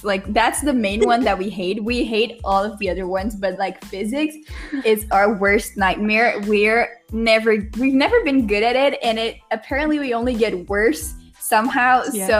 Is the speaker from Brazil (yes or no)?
yes; Brazil; English is a second language; I really like living here